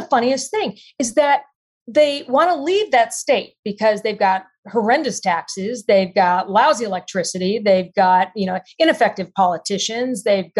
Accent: Texas, United States; You know, I'm in Texas and I grew up just outside Austin in a very small town.

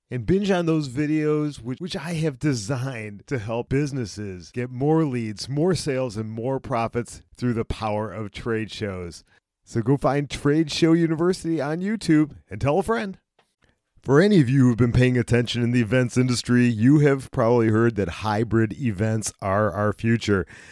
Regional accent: Cleveland, Ohio, United States; I'm from Cleveland, and, uh, we get a lot of rain

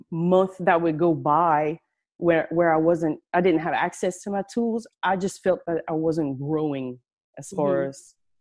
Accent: Acadiana, Louisiana, United States; I'm from down south in Louisiana, way down south in Louisiana. I'm sure you can tell through my accent. We live in a region called Acadiana.

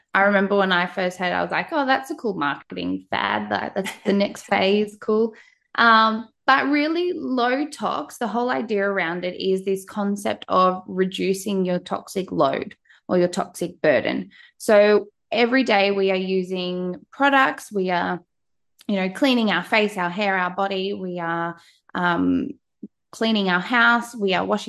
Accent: Australia; you can probably tell by my accent, I am from Australia

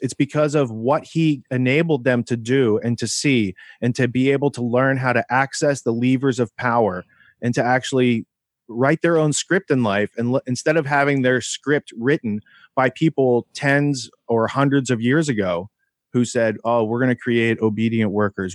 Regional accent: Beaver, Pennsylvania, United States; moved away; also born or lived in New York City; I grew up outside Pittsburgh

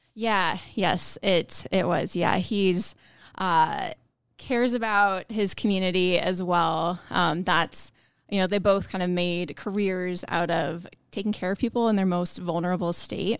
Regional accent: Ralston, Nebraska, United States; I'm from Omaha area, Ralston, more specifically.

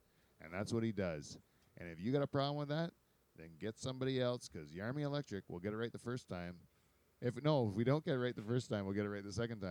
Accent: Pine Grove, United States; I grew up in Pine Grove.

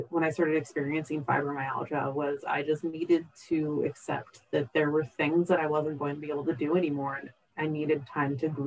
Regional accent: Seattle, Washington, United States; I grew up in the Pacific Northwest, so I was a huge nature person. I grew up in the Seattle area of Washington State.

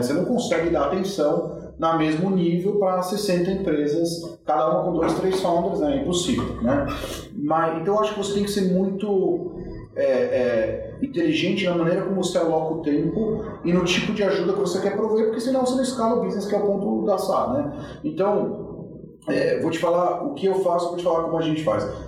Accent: Brazil; eu sou do Brasil

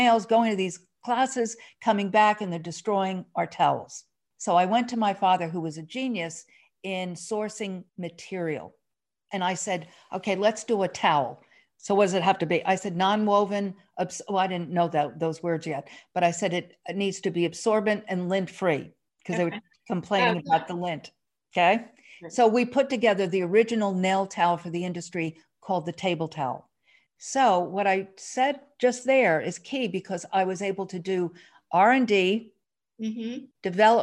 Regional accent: Northeast, United States; we come from the Northeast

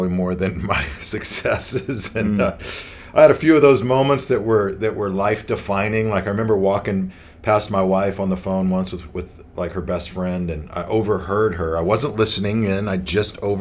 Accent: Las Vegas, Nevada, United States; I'm from Las Vegas, been out in the Las Vegas area at Central Church for 15 years

